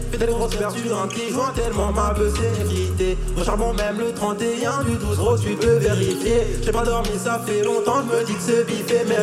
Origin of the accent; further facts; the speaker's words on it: Liège, Wallonia, Belgium; Je viens de Liège, ouais